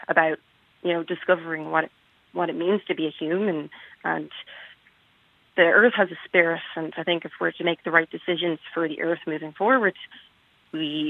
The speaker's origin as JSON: {"language": "English", "town": "Dublin", "region": "Leinster", "country": "Ireland", "tie": "born or raised there", "moved": "as an adult", "lives_now": "Minnesota, United States", "said": "I grew up in Dublin"}